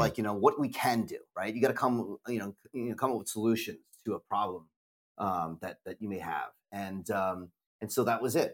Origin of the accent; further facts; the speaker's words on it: United States; we're American